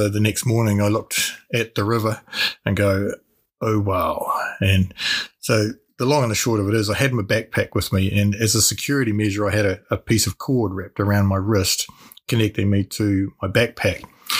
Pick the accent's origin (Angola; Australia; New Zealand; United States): New Zealand; My father was in the Air Force, and so we got transferred around New Zealand quite a lot. We started in Christchurch and we went to Wellington.